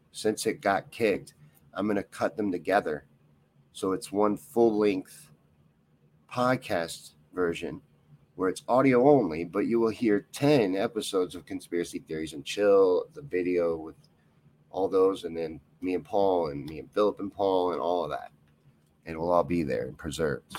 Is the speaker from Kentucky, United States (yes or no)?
yes; Kentucky, United States; I grew up in Kentucky